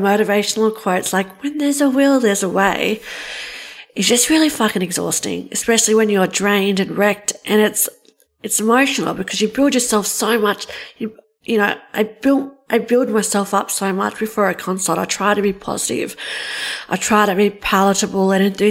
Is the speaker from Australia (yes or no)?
yes; Australia; I'm from Australia